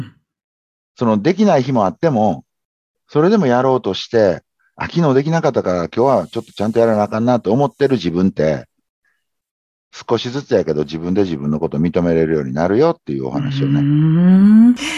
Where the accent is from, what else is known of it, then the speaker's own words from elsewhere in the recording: Kobe, Hyogo, Japan; 僕、神戸出身なんで、阪神大震災の時に神戸に実家があって